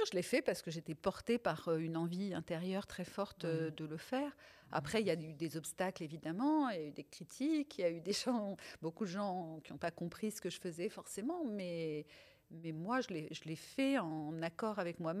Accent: France; first language Italian; also born or lived in Tunisia; je suis née en Tunisie. Je suis arrivée en France, j'avais trois ans, et mes parents sont italiens tous les deux. Et la langue maternelle qu'on pratiquait euh, à la maison, donc la langue qu'on parlait à la maison, c'était l'italien

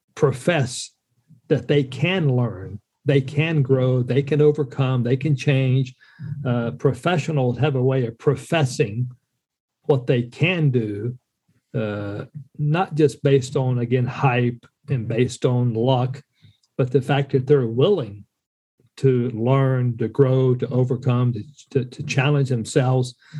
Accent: Western North Carolina, United States; moved away as an adult; also born or lived in Minot, North Dakota; my wife and I are both uh, Western North Carolina uh, country folk joined the military, uh, the Air Force specifically, uh, after high school

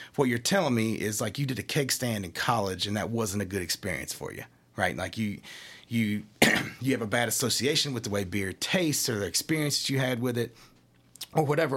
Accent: Sadieville, Kentucky, United States; also born or lived in Japan; I'm from Scott County. I'm from Sadieville area, born and raised.

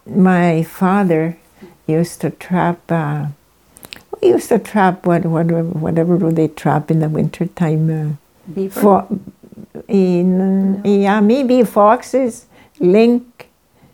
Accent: Norway House, Manitoba, Canada; I was born here in Norrie House

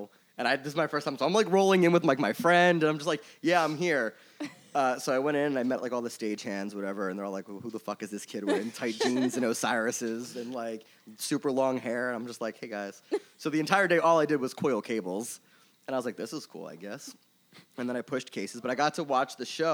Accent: Philadelphia, Pennsylvania, United States; So I'm originally from Philly. I grew up here. I grew up in Northeast

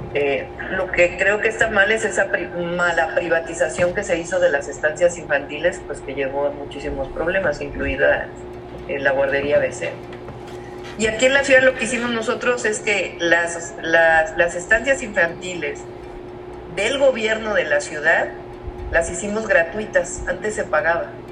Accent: Mexico City, Mexico; yo nací en la Ciudad de México

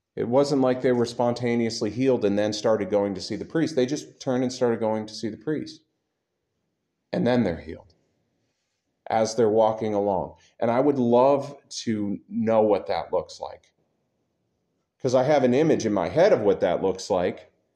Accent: United States; I'm an American

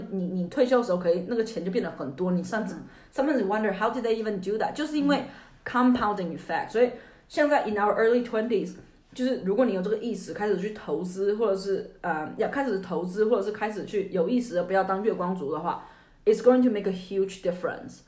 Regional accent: China; 我们中国人

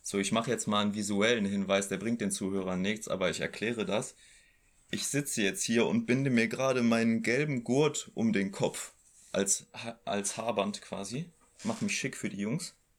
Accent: Oberbergisches Land, North Rhine-Westphalia, Germany; hier im Oberbergischen, in meiner Heimat

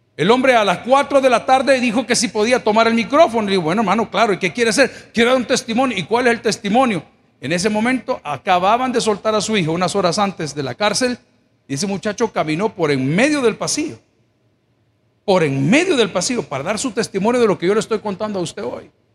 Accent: El Salvador; Yo soy indio, salvadoreño, 100%.

